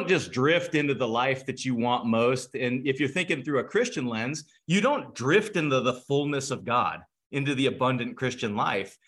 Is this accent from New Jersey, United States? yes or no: no; California, United States; now in Cleveland, United States; I'm from California originally